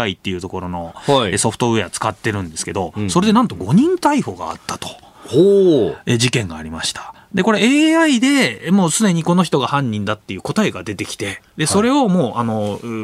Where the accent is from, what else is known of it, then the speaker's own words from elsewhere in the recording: Yokosuka, Kanagawa, Japan; 地元のわれわれのね地元の横須賀